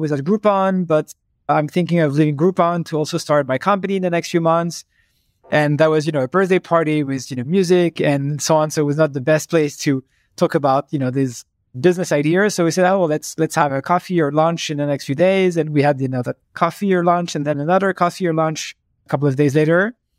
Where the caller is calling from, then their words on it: Paris, Île-de-France, France; I'm calling from my office in Paris.